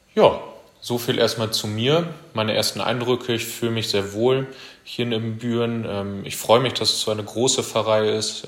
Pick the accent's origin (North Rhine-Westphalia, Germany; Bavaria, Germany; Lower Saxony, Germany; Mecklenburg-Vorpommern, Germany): North Rhine-Westphalia, Germany; Nordwalde; moved away as an adult; also born or lived in Münster / Paderborn / Sassenberg / Füchtorf; now in Riesenbeck, Germany; komme gebürtig aus Nordweide, Kreis Steinfurt